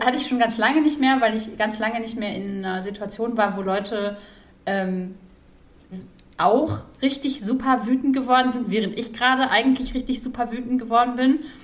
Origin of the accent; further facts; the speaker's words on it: Ruhr area, North Rhine-Westphalia, Germany; ich bin ja im Ruhrpott groß geworden